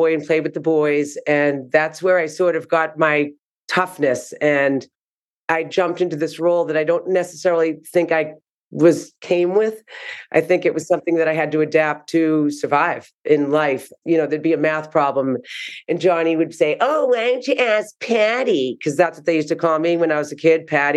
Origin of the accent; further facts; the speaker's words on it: Needham, Massachusetts, United States; accent: Boston; I'm from Needham, Mass, which I know you'll be picking up on my Boston accent very quickly